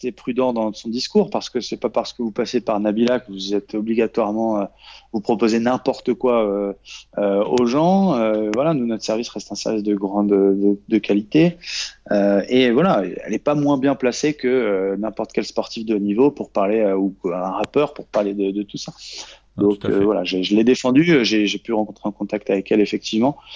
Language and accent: French; Normandy, France; now in Paris, France; quand je suis parti de Normandie pour aller à Paris pour essayer de réussir.